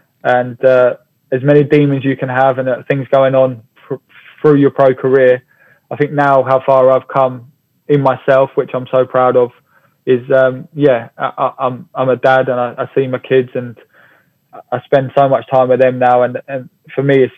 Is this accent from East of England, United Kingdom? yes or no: yes; Hemel Hempstead, East of England, United Kingdom; Hemel Hempstead, my hometown.